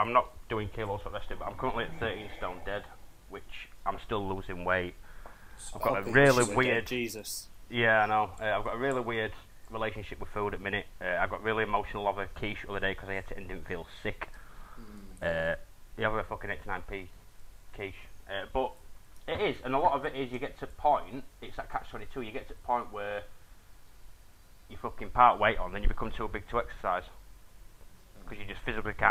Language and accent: English; England, United Kingdom; I'm English